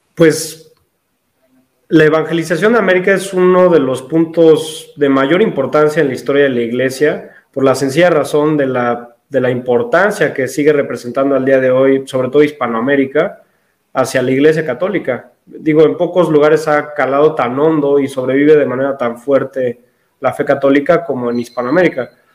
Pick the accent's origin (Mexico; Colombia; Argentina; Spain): Mexico; soy mexicano, tengo 24 años